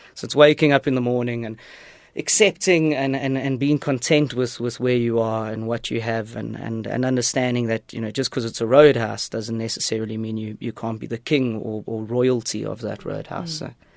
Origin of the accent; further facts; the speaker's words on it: East Rand, Gauteng, South Africa; moved away as an adult; also born or lived in England; growing up in the East Rand